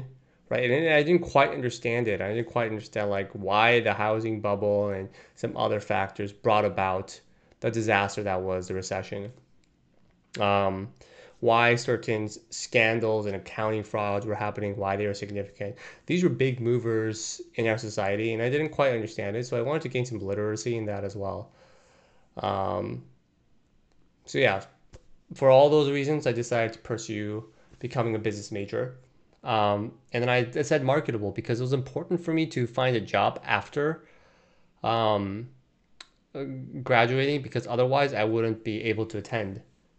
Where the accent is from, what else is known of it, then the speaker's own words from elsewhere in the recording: Brazil; moved away as an adult; also born or lived in Korea; now in United States; I was born in Korea, but I moved to Brazil when I was two. And I grew up there, attending an American school while growing up in a Korean household. And while all while being in a Brazilian culture and environment.